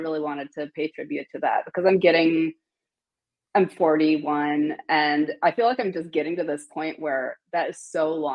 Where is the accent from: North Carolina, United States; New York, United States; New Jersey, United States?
North Carolina, United States; Asheville; Asheville, North Carolina, which is my hometown